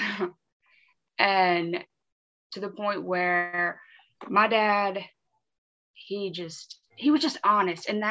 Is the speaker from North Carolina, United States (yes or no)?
yes; Wilmington, North Carolina, United States; I'm originally from Wilmington, North Carolina